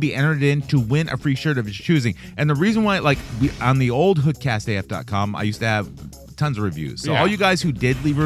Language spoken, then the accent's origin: English; Vallejo, California, United States; we're from Vallejo.